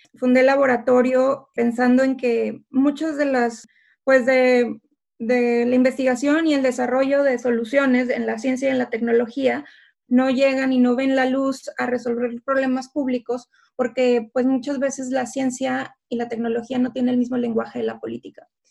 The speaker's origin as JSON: {"language": "Spanish", "town": "Ciudad Victoria", "region": "Tamaulipas", "country": "Mexico", "tie": "born or raised there", "moved": "as an adult", "lives_now": "Cambridge, United Kingdom", "said": "Nací y crecí en Ciudad Victoria, Tamaulipas"}